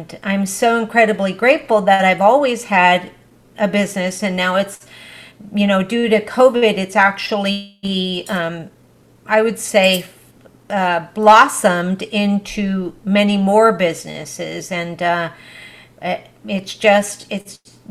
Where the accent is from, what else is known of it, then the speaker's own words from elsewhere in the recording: United States; first language Spanish; English is a second language; My parents, even though we were here in the U.S., my parents said, no, you will learn Spanish first